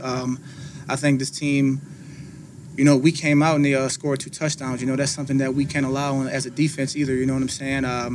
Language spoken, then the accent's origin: English; New Orleans, Louisiana, United States; moved away; I'm from New Orleans